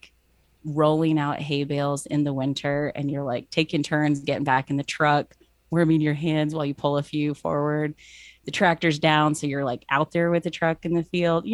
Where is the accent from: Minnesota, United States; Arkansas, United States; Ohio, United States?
Ohio, United States; Cincinnati; moved away; growing up in Cincinnati at a Bible college